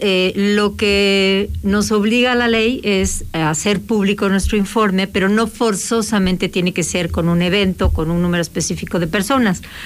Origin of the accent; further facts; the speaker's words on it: Mexico; todos existimos como mexicanos